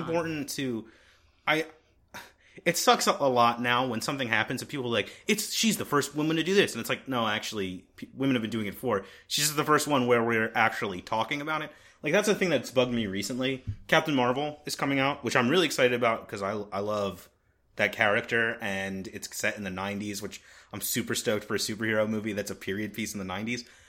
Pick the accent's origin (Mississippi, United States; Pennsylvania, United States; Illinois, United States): Pennsylvania, United States; Philadelphia; We're from Philadelphia. We're recording in Philadelphia right now